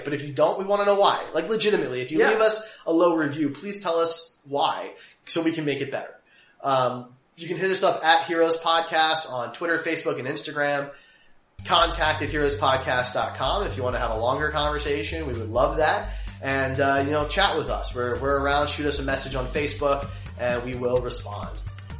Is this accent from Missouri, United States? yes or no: yes; Kansas City, Missouri, United States; we're from Kansas City